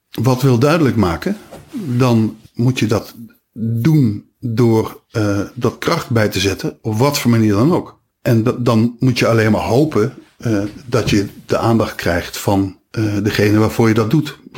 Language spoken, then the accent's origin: Dutch; Nijmegen, Gelderland, Netherlands; accent: Nijmegen; Maar ik ben wel blij dat ik van mijn accent af ben.